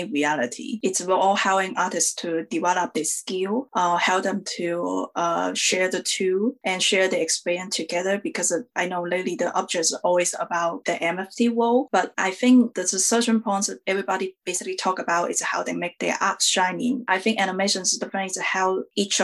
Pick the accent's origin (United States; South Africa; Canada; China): China; I'm an Asian woman. I come from China